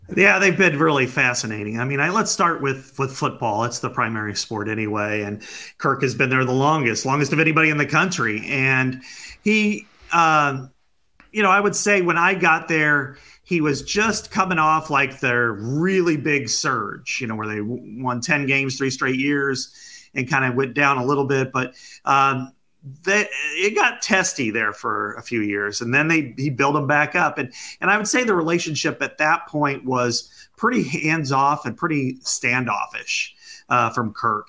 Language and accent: English; Burlington, Iowa, United States; I'm from Burlington, Iowa, uh, down on the southeast part of the state